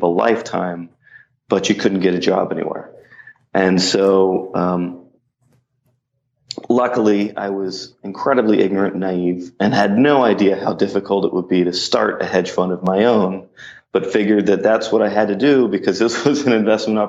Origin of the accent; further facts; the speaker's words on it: Mount Lebanon, Pennsylvania, United States; moved away as an adult; also born or lived in Carlisle, Pennsylvania; now in New York City, United States; I'm from Mount Lebanon